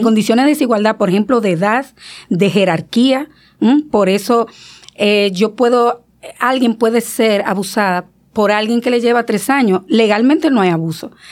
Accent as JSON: {"language": "Spanish", "town": "San Fernando de Monte Cristi", "region": "Monte Cristi", "country": "Dominican Republic", "tie": "born or raised there", "moved": "yes", "said": "era Montecristi, yo soy de Montecristi"}